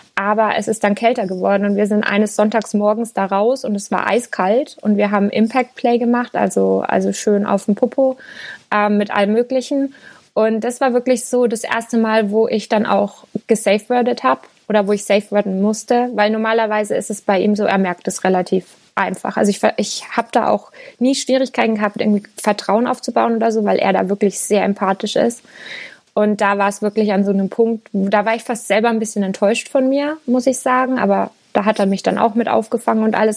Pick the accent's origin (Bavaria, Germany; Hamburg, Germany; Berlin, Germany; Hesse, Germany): Bavaria, Germany; Lower Franconia; moved away as an adult; Ich komme eigentlich aus Unterfranken